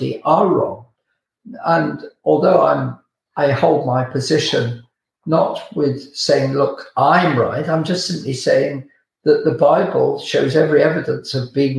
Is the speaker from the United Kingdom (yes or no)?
yes; United Kingdom